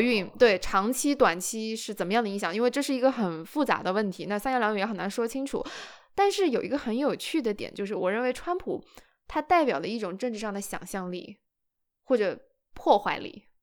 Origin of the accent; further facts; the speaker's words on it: China; 我作为中国人